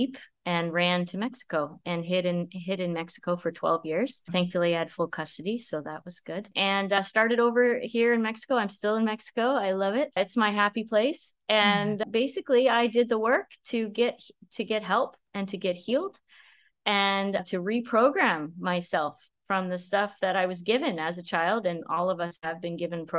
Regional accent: Ontario, Canada; I grew up in a small town in Ontario, Canada. So I'm a Canadian girl

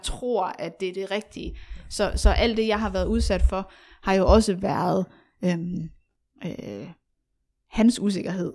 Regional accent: Aarhus, Central Denmark Region, Denmark; jeg voksede op i Aarhus

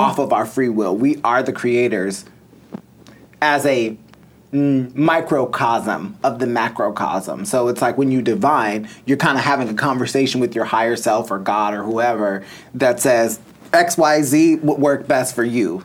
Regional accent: Mundelein, Illinois, United States; now in Los Angeles, United States; I'm from Mundelein.

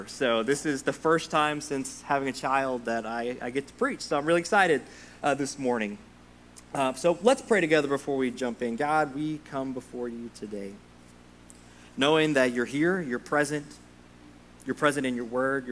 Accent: Sundown, Texas, United States; moved away as an adult; now in Kentucky, United States; I'm from a tiny little town in West Texas called Sundown, Texas

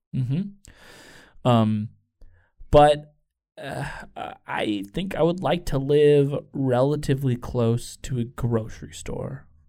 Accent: Chicago, Illinois, United States; I'm from Chicago

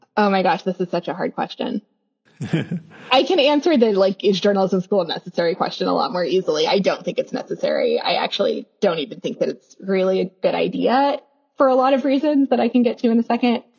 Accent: Kansas suburbs of Kansas City, United States; I was born in Kansas City, Missouri. I grew up in the Kansas suburbs of Kansas City

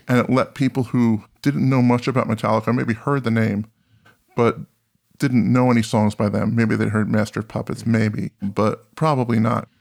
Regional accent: New Jersey, United States; I'm from New Jersey

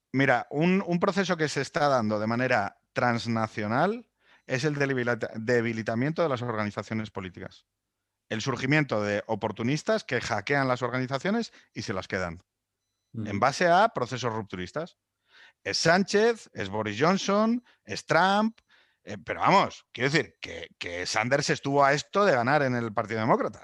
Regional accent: Spain; somos un país

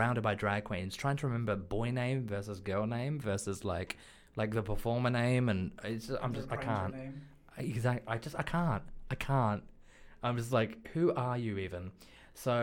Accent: Australia; now in United Kingdom; I'm from Australia

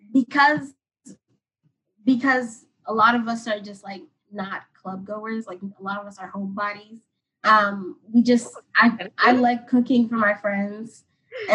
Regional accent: Atlanta, Georgia, United States; moved away as an adult; now in Washington, D.C., United States; I'm from Atlanta

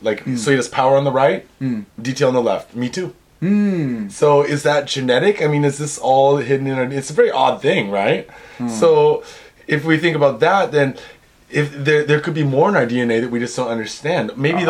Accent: Pacific Northwest, United States; I grew up in the Northwest where you can pick mushrooms like out in the wild, right?

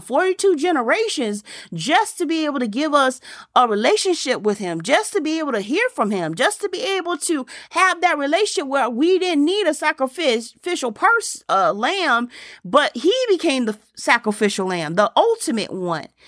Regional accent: Germany; moved away; I was growing up in Germany.

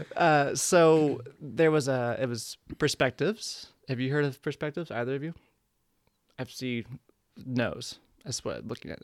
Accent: Ardmore, Oklahoma, United States; moved away as an adult; now in New York, United States; growing up in Ardmore, Oklahoma

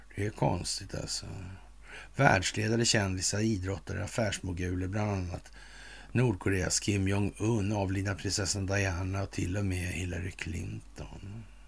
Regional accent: Sweden; som svensk numera

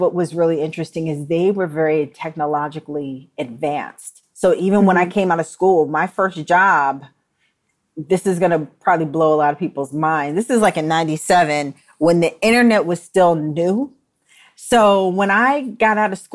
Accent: New York, United States; moved away as an adult; also born or lived in Delaware; I'm from New York, they assumed that I went to FIT. But I wanted to just get out of New York

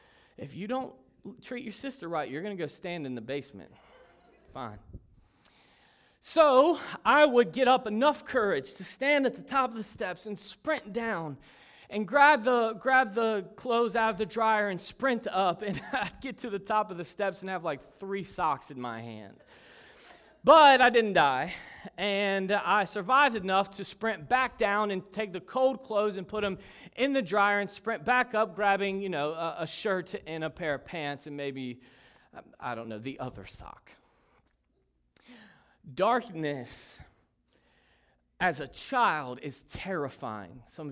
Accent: Kentucky, United States; moved away; I'm originally from Kentucky, and northern Kentucky. It's not really Kentucky. It's more Ohio than it is Kentucky.

